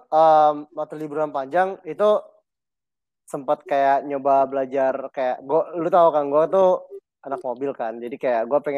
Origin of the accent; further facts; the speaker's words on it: Pasar Minggu, Jakarta, Indonesia; gue dari pasar minggu